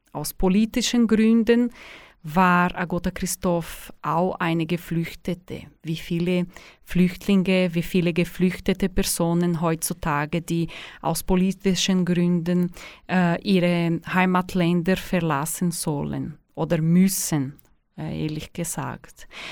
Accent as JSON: {"language": "German", "region": "São Paulo", "country": "Brazil", "second_language": "German", "moved": "as an adult", "lives_now": "Suhr, Switzerland", "said": "Ich komme aus Brasilien. Ich habe ähm, in São Paulo gelebt bis vor neun Jahren."}